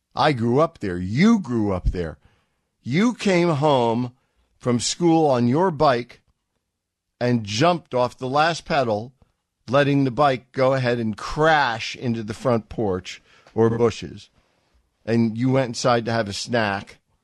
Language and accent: English; United States; I'm from America. I speak American